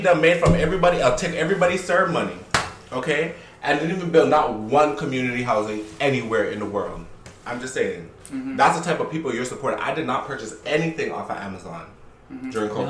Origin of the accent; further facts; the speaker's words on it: Montreal, Quebec, Canada; because I was born and raised in Montreal